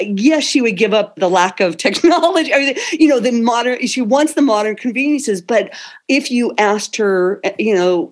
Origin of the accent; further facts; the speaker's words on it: North Dakota, United States; moved away; also born or lived in California; I am originally from North Dakota and my family's still back here.